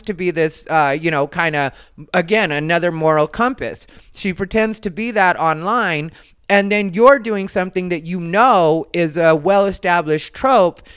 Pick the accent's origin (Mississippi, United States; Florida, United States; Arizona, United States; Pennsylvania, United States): Arizona, United States; I'm from Arizona